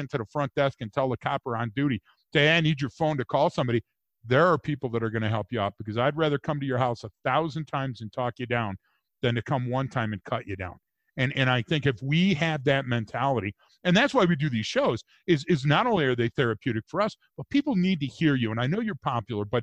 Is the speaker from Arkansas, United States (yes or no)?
no; Detroit, Michigan, United States; moved away as an adult; now in Gunnison, United States; I'm from Detroit